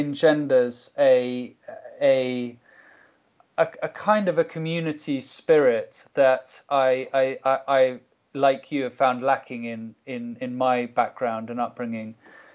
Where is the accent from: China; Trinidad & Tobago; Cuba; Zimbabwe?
Cuba; I think, you know, growing up in Cuba is a constant process of opening your eyes more and more